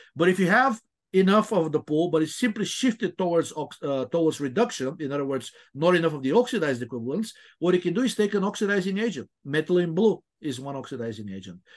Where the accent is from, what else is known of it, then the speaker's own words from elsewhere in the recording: Bulgaria; moved away; I remember when I was growing up in, I'm originally from Bulgaria, it was still a communist country.